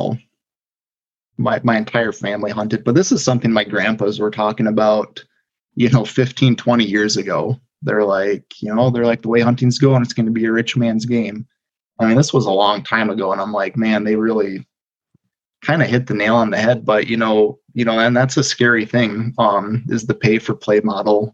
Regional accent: Prairie Pothole region, South Dakota, United States; I grew up on the east side of the state. So I grew up in the Prairie Pothole region.

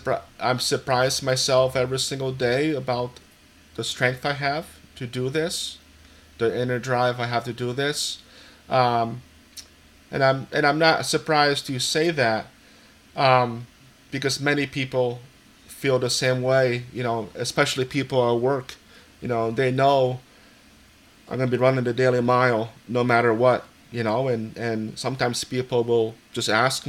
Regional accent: Easthampton, Massachusetts, United States; As you said … I'm from East Hampton, Massachusetts.

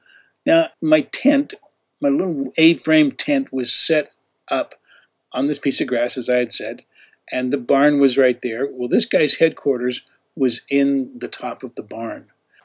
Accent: Canada; also born or lived in Utah; now in United States; And even though I was from Utah, and I told him, I said, hey, originally I'm from Canada.

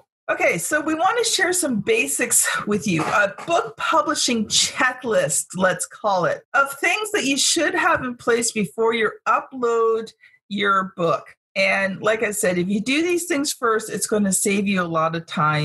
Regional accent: Canada; I'm a Canadian

